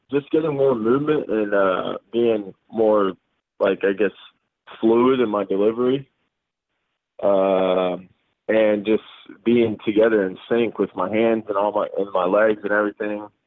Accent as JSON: {"language": "English", "country": "Guam", "tie": "born there", "said": "so my dad was in the military for 30 years, uh, and that's why I was born in Guam."}